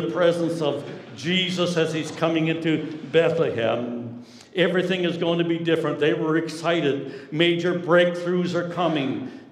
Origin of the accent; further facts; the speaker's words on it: Newfoundland and Labrador, Canada; I'm a newfie